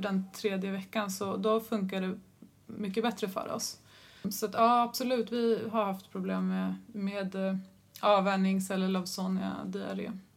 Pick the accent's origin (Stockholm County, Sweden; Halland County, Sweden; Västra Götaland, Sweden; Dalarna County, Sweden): Stockholm County, Sweden; Stockholm; moved away as an adult; also born or lived in Alnarp; född och uppväxt i Stockholm